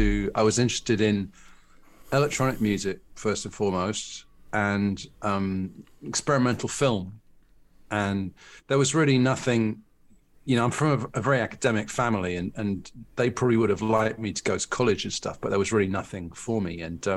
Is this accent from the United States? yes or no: no; London, United Kingdom; born there; And although I was born in London and I lived there from sort of 16 onwards, it never really felt like home.